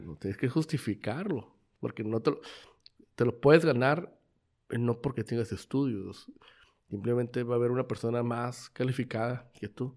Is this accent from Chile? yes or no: no; Mexico; nosotros como mexicanos